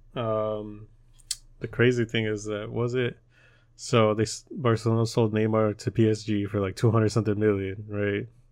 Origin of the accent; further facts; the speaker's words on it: United States; we're American